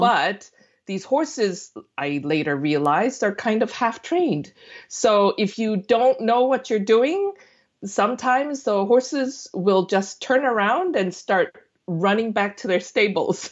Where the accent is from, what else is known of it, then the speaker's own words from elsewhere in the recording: South Korea; moved away; also born or lived in United States; I'm born and raised in Korea, but I lived in the States for, you know, over I guess, twenty years before I went back